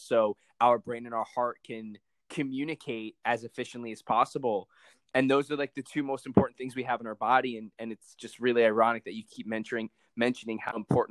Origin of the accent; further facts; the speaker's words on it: Palm Beach, Florida, United States; I grew up in Palm Beach, Florida